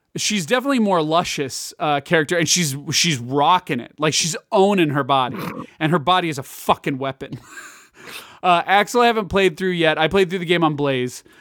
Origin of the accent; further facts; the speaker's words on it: Kansas, United States; I'm from Kansas